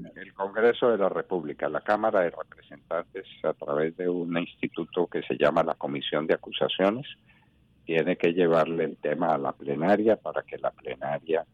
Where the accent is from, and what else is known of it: Colombia